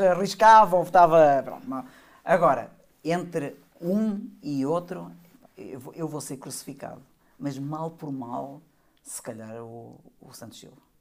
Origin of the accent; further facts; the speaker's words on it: Portugal; a minha ideia como, como português